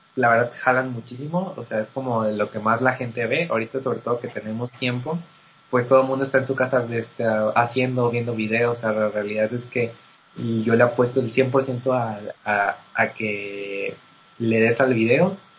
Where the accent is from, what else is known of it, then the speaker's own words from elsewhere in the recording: Mexico; como mexicanos